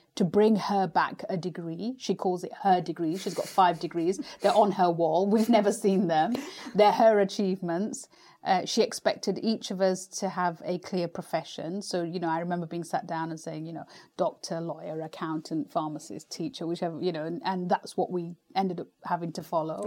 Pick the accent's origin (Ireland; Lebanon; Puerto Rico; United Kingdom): United Kingdom; as a British Asian